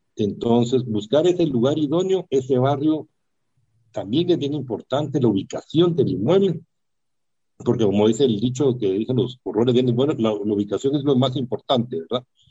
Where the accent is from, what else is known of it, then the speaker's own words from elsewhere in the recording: Guatemala; yo como guatemalteco, inversionista